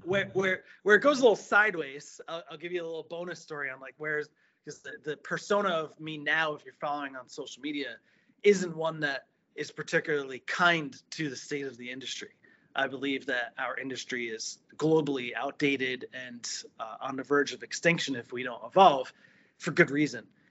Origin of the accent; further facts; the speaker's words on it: New Jersey, United States; moved away as an adult; now in Florida, United States; I was uh, born and raised in New Jersey